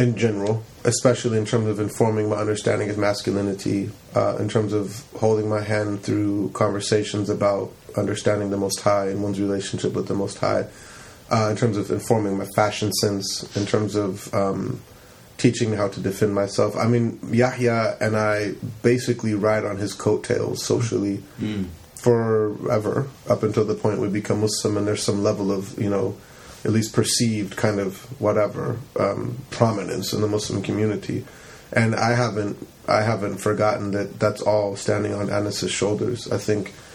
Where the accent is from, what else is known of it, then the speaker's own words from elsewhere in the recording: Campbell, California, United States; we grew up in Campbell